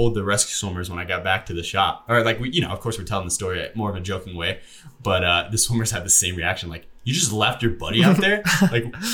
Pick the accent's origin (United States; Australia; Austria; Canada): Canada; moved away; I'm Canadian